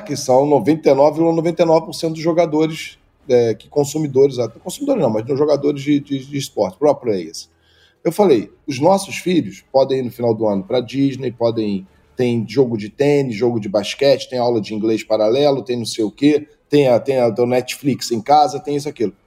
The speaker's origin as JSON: {"language": "Portuguese", "region": "Rio de Janeiro", "country": "Brazil", "tie": "born or raised there", "said": "eu vim do Engenho Novo, que é um bairro de Zona Norte, fui nascido do lado de uma, de uma favela"}